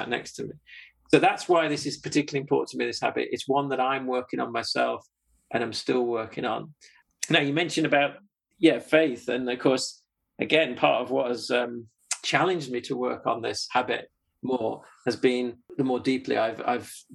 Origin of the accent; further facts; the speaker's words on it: Yorkshire and the Humber, United Kingdom; I'm a Yorkshireman.